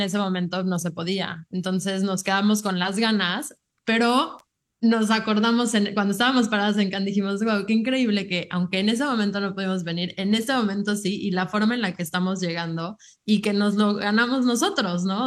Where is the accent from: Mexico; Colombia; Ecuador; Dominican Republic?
Mexico; now in United States; orgullosas de ser mexicanas